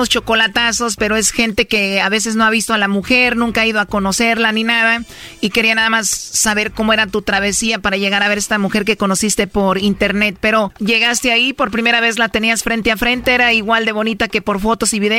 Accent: Puebla, Mexico; nací en Puebla.

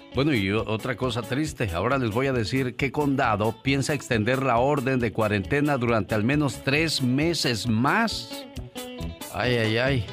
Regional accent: Casimiro Castillo, Jalisco, Mexico; moved away; Un día salí de Casimiro Castillo, Jalisco. Pero Casimiro Castillo, Jalisco nunca salió de mí

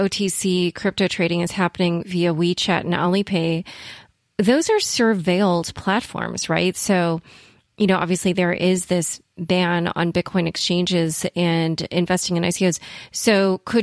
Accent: United States; as an American

